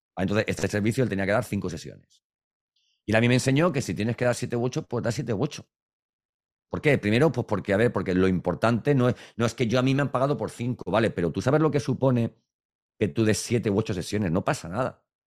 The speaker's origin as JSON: {"language": "Spanish", "region": "Valencian Community", "country": "Spain", "said": "Para los que somos valencianos"}